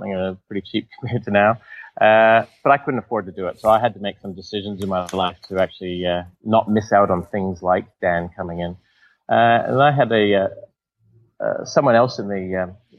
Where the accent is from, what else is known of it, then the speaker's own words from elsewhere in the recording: Whistler, British Columbia, Canada; my hometown, in Canada, Whistler, a lot of people would know Whistler from the skiing